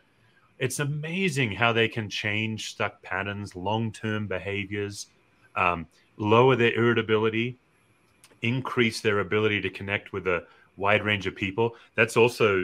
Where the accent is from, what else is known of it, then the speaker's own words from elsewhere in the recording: Australia; I'm an Australian